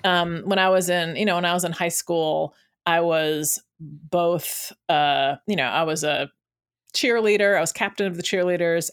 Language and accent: English; United States; growing up in America as, um, a black